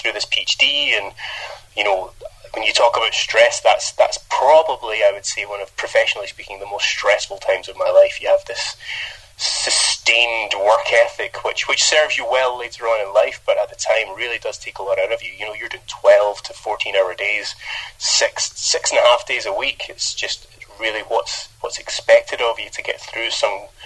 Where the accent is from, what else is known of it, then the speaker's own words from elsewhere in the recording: Scotland, United Kingdom; moved away; growing up as a kid in Scotland, I thought I had one of the worst accents, but since moving away from Scotland